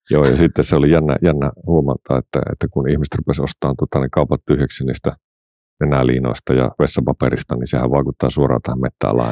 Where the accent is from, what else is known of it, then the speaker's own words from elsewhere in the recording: Pihtipudas, Central Finland, Finland; also born or lived in Oulu; olen umpiputtaalainen, eli tota, niin olen syntynyt Pihtiputalle ja kasvanut